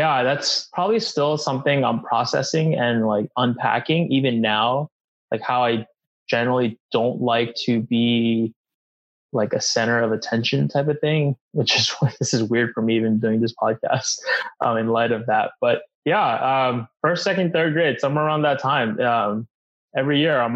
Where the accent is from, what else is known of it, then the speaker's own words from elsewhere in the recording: Philadelphia, Pennsylvania, United States; I born and raised in Philly, not West Philly, but Northern Philly